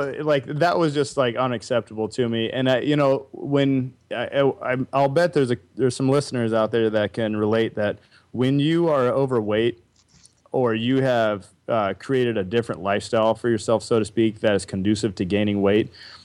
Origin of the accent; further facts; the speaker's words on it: Wagoner, Oklahoma, United States; I was born in Wagner, Oklahoma